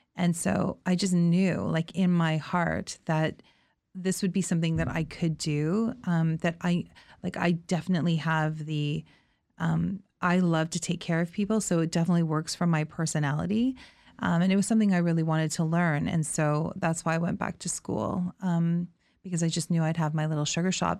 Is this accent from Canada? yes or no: yes; Thorold, Ontario, Canada; I grew up in Thorold, which is in the Niagara region